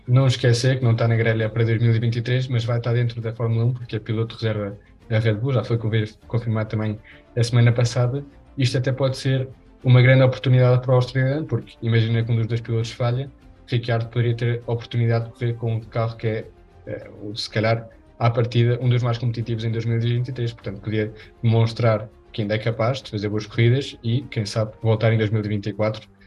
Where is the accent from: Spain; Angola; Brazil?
Spain; eu sou espanhol